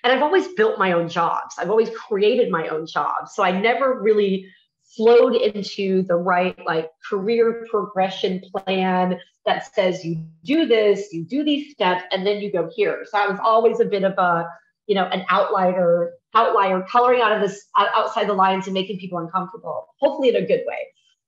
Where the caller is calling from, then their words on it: Mexico; I'm joining you from Mexico. Normally, I am based out of Texas.